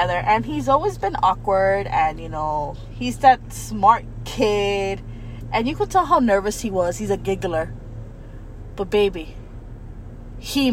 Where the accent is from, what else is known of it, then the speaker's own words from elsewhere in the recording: Miami, Florida, United States; accent: Miami accent; we're from Miami